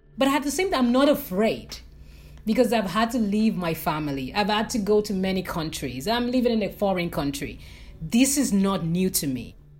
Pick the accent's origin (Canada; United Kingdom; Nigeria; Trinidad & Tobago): Nigeria; moved away as an adult; as a Nigerian who moved abroad, there are a lot of issues in my country that led me to decide to, to move abroad